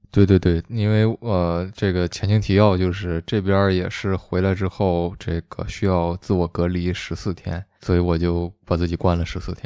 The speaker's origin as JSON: {"language": "Chinese", "country": "China", "moved": "as an adult", "lives_now": "Canada", "said": "我中国人"}